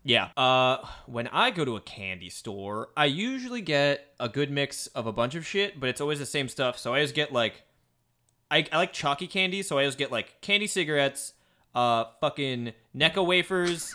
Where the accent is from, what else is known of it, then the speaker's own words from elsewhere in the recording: Midwest, United States; moved away; I'm from the Midwest.